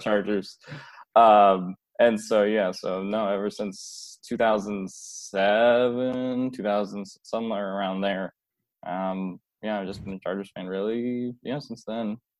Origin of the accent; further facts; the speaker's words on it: United States; also born or lived in Philadelphia, Pennsylvania / New Jersey; I grew up in Philly and New Jersey